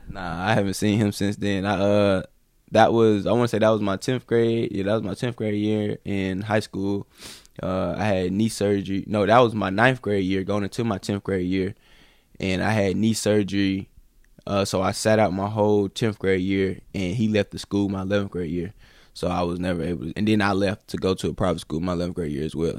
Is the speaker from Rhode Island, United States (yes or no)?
no; High Point, North Carolina, United States; I grew up in High Point, North Carolina.